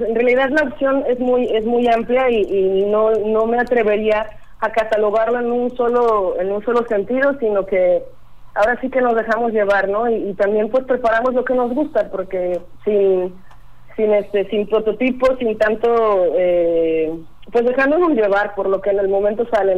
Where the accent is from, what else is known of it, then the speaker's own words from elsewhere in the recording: Colima, Mexico; now in Manzanillo, Mexico; yo soy de Colima. Este, ya tengo doce años viviendo aquí en Manzanillo